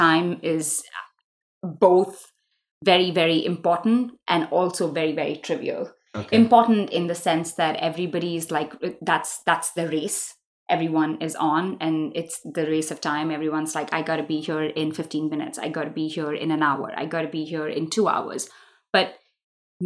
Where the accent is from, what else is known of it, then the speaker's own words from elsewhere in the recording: Mumbai, Maharashtra, India; moved away; I grew up in Mumbai when it was still Bombay, so I kind of refuse to call it Mumbai, but for the world I do. I grew up, I was born there, I was raised there.